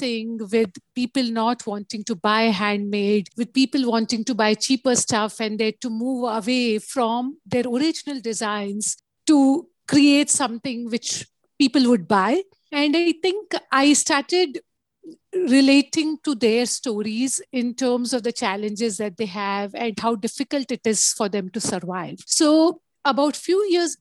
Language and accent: English; Ahmedabad, Gujarat, India; I was brought up in Ahmedabad, which is in Gujarat